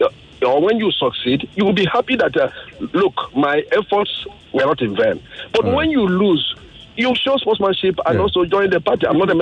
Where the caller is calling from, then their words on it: Lagos, Nigeria; I'm calling from Lagos.